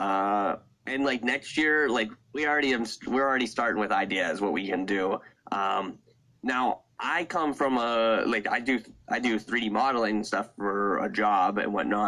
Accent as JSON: {"language": "English", "town": "Sarver", "region": "Pennsylvania", "country": "United States", "tie": "born or raised there", "said": "I grew up in Sarver, Pennsylvania, home to Lernerville Speedway"}